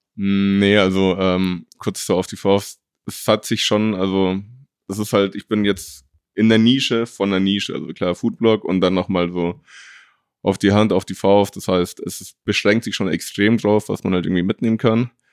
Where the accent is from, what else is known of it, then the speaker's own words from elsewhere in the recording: Mexico; now in Munich, Germany; ich bin gebürtiger Mexikaner